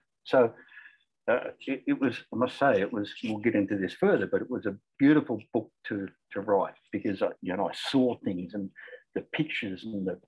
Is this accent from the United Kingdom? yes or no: no; Australia; accent: Australian; also born or lived in Cairns, Queensland; You can probably tell from the accent that I'm Australian.